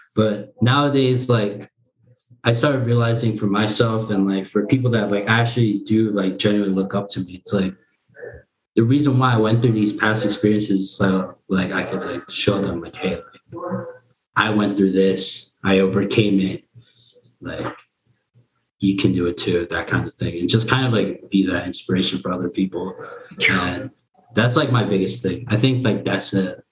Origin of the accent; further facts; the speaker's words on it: United States; first language Korean; English is a second language; I thought I was born in Korea up until then, but then come to find out I was born in the U.S.